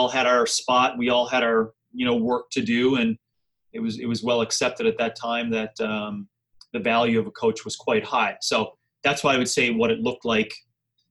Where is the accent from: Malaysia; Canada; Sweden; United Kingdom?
Canada; Wabush, Newfoundland and Labrador; moved away as an adult; also born or lived in St. John's, Newfoundland / Calgary, Alberta; now in Scottsdale, United States; I'm actually from Newfoundland, born and raised in Wabush, Labrador, a really small community up in northern Labrador